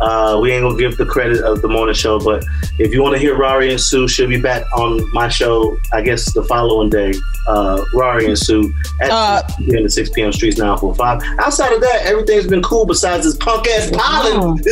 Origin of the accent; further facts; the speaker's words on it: the South, United States; I'm from the South, but definitely have love for a lot of East Coast rap.